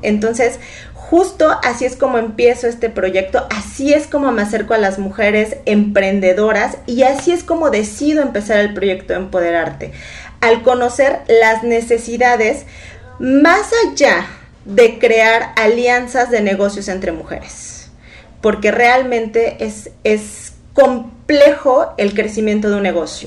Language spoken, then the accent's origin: Spanish; Tuxpan, Veracruz, Mexico; soy una mujer orgullosamente veracruzana. Me encanta decir que soy de Tuxpan, Veracruz